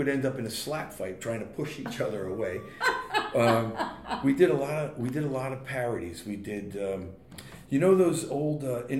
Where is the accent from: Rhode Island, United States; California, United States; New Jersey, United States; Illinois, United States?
New Jersey, United States; Boonton; Boonton, my hometown